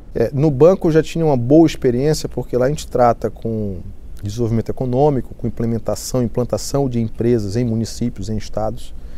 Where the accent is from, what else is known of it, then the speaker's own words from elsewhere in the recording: Macapá, Amapá, Brazil; moved away as an adult; also born or lived in Belém / Fortaleza; now in Rio de Janeiro, Brazil; Só nasci em Belém, mas sou de Macapá, do estado do Amapá